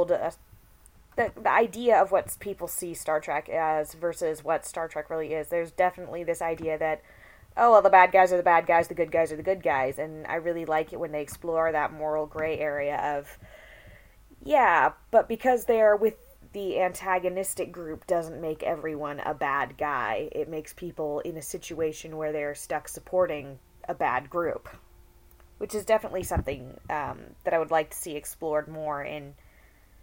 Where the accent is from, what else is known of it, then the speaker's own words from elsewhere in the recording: United States; as an American